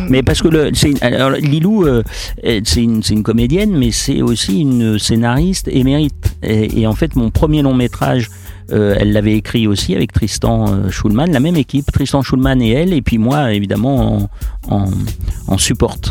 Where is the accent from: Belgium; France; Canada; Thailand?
France; Lyon, Auvergne-Rhône-Alpes; je suis lyonnais